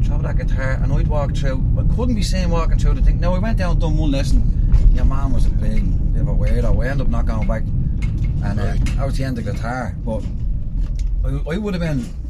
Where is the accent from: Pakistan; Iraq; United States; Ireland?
Ireland; Dublin, Leinster; I was born and reared in the Bond until I was nine or ten. And then we moved to New Street Gardens